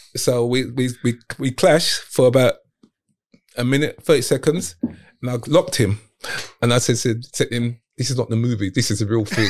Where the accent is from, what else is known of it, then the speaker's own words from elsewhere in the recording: London, United Kingdom; also born or lived in Hong Kong; I'm from Southeast